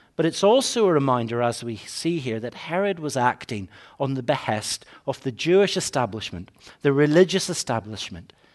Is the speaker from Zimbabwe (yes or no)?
no; Northern Ireland, United Kingdom; growing up in Northern Ireland